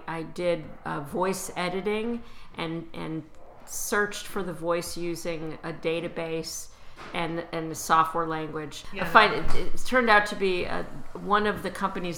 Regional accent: Chicago, Illinois, United States; moved away; also born or lived in Washington, D.C. area / New York; when I was growing up in Chicago, I lived near the Art Institute

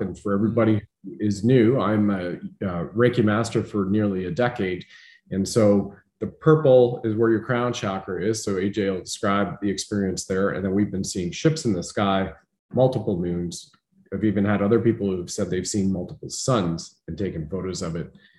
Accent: Canada; being a Canadian

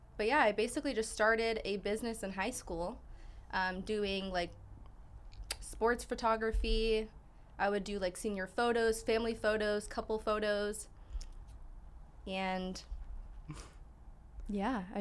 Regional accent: Torrance, California, United States; I'm from Torrance, Los Angeles.

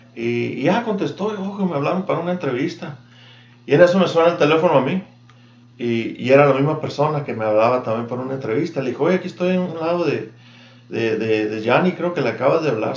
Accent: Agua Prieta, Sonora, Mexico; moved away as an adult; also born or lived in Douglas, Arizona / Yuma; now in Tucson, United States; yo me crié, fui a la escuela en Prieta, toda la primaria, la secundaria y la prepa.

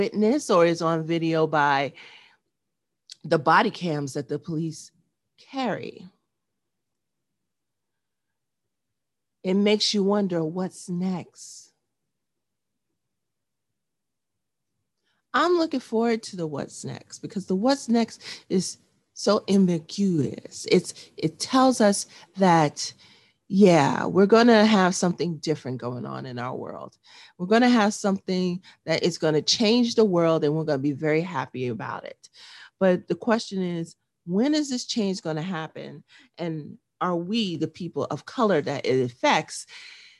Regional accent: New York, United States; born or raised there

